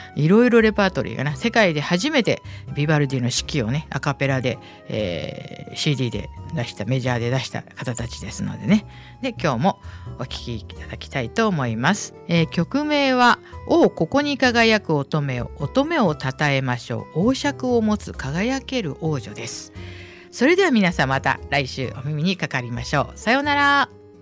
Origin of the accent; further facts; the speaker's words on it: Tokyo, Japan; 私なんかね、東京の下町で育ったもんですから、非常に人のつながりが強いところで生まれ育ったんですね。